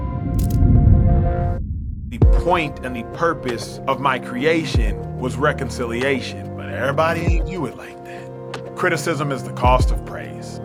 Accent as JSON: {"language": "English", "town": "Dallas", "region": "Texas", "country": "United States", "tie": "born or raised there", "said": "born and raised in Dallas, Texas"}